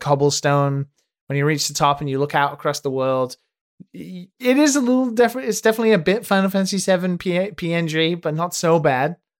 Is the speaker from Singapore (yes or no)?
no; United Kingdom; me as a Brit